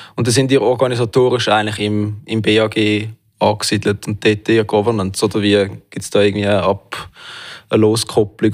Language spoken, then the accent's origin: German; Switzerland; bei uns in der Schweiz